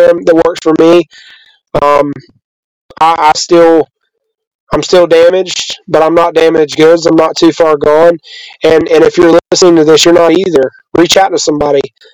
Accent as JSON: {"language": "English", "region": "the South", "country": "United States", "tie": "born or raised there", "said": "I grew up believing in the South that men don't cry"}